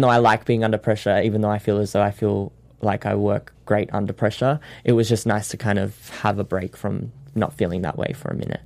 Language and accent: English; Sydney, New South Wales, Australia; moved away as an adult; now in Los Angeles, United States; I learnt the show in Sydney, which is my hometown